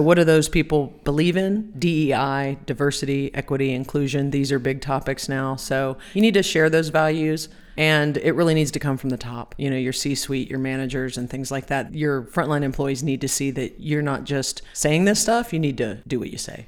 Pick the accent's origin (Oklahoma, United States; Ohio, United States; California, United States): Ohio, United States; I am from Ohio